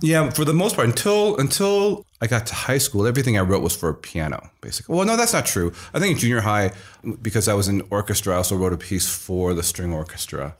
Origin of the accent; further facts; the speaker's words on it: Iowa City, Iowa, United States; moved away; I was born in Iowa City, Iowa, and actually grew up in a very Chinese household